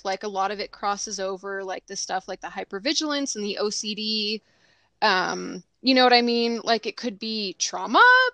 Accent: Southern California, United States; moved away; I'm originally from Southern California

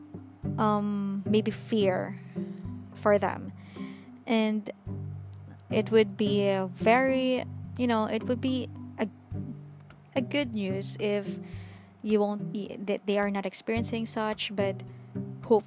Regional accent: Philippines; I'm currently living in the Philippines and I am also a Filipina, so I mostly belong here

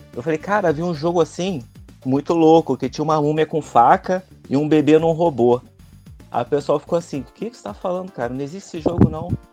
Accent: Rio de Janeiro, Brazil; eu sou do Rio de Janeiro

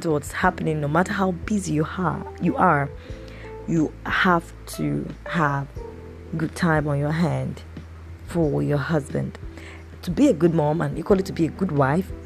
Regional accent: Nigeria; I'm recording this podcast from, you know, my home country in Nigeria, in Africa.

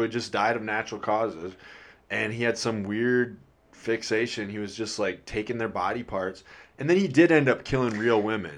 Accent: Midwest, United States; I'm from the Midwest

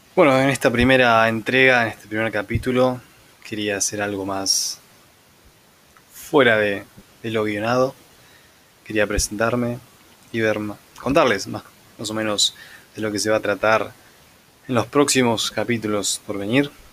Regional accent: Buenos Aires Province, Argentina; se darán cuenta que soy de Argentina, del centro de Buenos Aires, aunque no puntualmente del centro, sino de una marginalidad llamada conurbano

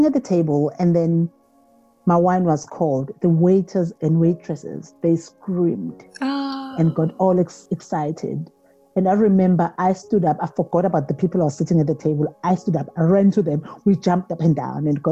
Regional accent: KwaZulu-Natal, South Africa; I am from KwaZulu-Natal.

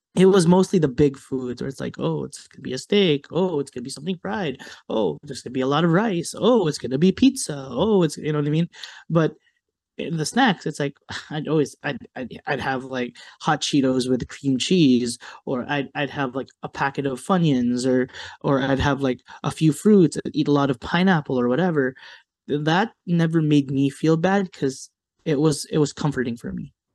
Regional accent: United States; growing up in America

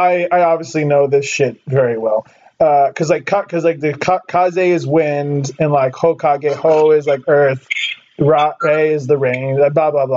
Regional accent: California, United States; I'm from California. We have no accent, so it's like boring. We have non-regional diction.

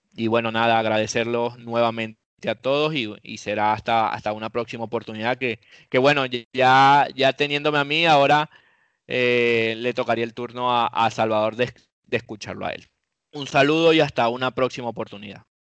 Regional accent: Venezuela; moved away; also born or lived in Europe

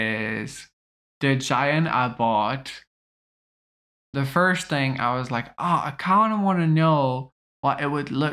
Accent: British Columbia, Canada; I'm Canadian, guys. Look at me.

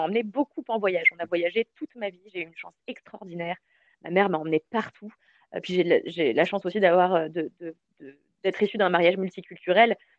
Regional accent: Levallois-Perret, Île-de-France, France; also born or lived in Mauritius; quand j'étais petite, j'habitais à Levallois

